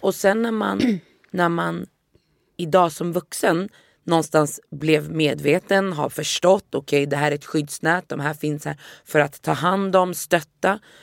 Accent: Västerås, Västmanland, Sweden; first language Swedish; jag är uppvuxen i Västerås

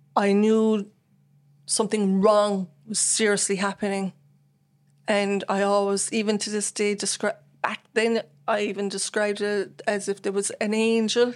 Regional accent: Bandon, Munster, Ireland; also born or lived in Cork; I'm from Bandon, born in Saint Finbarr's, um, nineteen seventy-seven, and, uh, born and reared in Bandon in Richmond Court

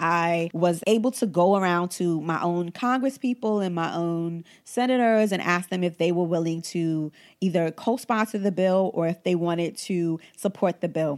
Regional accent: United States; we are entitled to as American

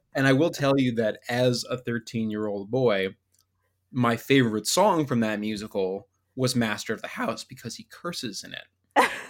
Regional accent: Northern Virginia, United States; I'm from Northern Virginia

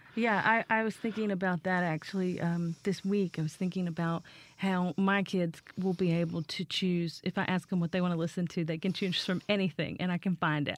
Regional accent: Appalachia, United States; moved away; I grew up in Appalachia

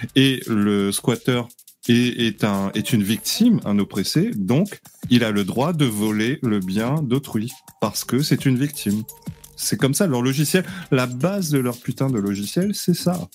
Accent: Réunion; je suis réunionnais.

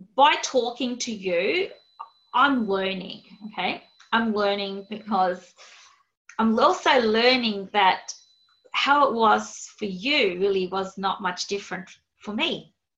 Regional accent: Australia; accent: Aussie; my Aussie accent

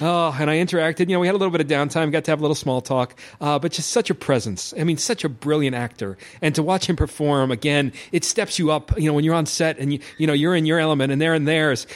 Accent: New York, United States; I'm from New York

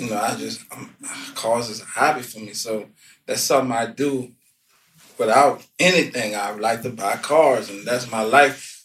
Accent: New Orleans, Louisiana, United States; growing up in New Orleans

